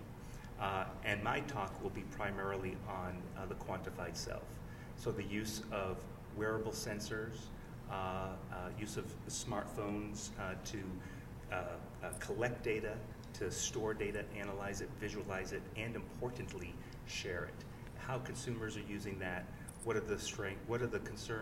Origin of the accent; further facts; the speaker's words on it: Massachusetts, United States; moved away as an adult; now in Albuquerque, United States; worked in a clinical laboratory back in my home state of Massachusetts